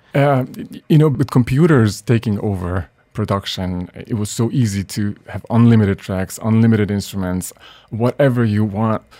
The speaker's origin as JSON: {"language": "English", "region": "Budapest", "country": "Hungary", "tie": "born or raised there", "also_born_or_lived": "Boston / New York", "moved": "as an adult", "said": "Originally from Budapest, yeah, Hungary, and where I lived until I was 23."}